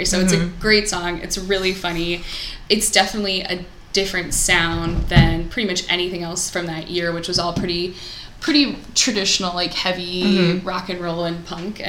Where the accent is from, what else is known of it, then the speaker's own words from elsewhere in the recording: Columbia, Missouri, United States; moved away; growing up in Missouri